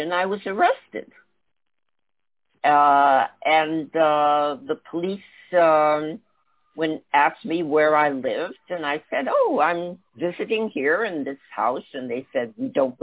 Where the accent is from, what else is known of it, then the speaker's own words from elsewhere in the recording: Paris, Île-de-France, France; I grew up in Paris during the Algerian War